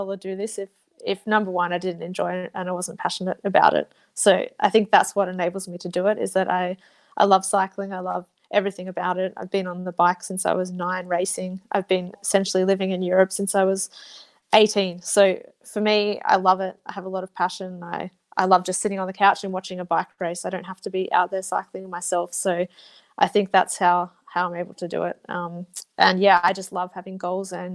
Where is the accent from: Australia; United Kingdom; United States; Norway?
Australia; Blue Mountains, New South Wales; moved away; I'm from the Blue Mountains, so I love just being able to appreciate where I live